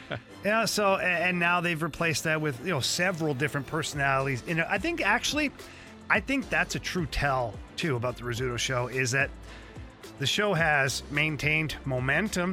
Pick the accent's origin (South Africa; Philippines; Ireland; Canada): Canada; I'm Canadian.